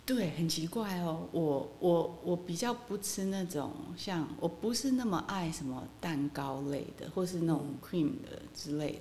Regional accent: Kinmen County, Taiwan; moved away; 因为我在那边土生土长嘛

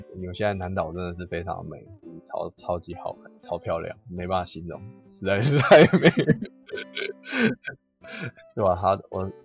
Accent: Taiwan; 我们台湾人

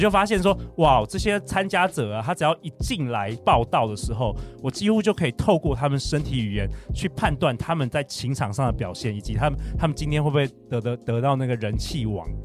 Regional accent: Taiwan; moved away as an adult; 我们这个在这个东方社会或是台湾的社会，好像从小也很少人教我们这件事很重要。我是一直到上大学之后，我去美国的时候

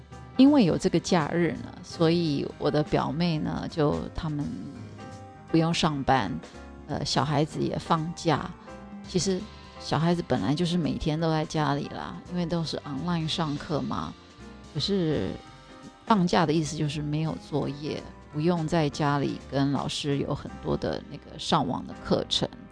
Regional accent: Taiwan; moved away as an adult; also born or lived in New York, United States; 我是台湾人

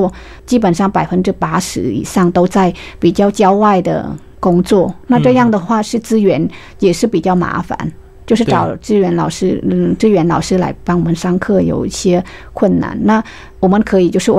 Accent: Central Vietnam, Vietnam; accent: central Vietnamese; Chinese is a second language; moved away as an adult; now in Taiwan; 啊、像我的话是中部的口音，

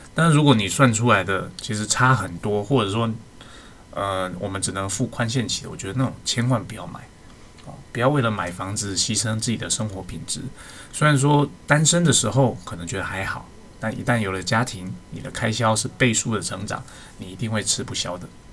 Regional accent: Taiwan; 我们生在台湾

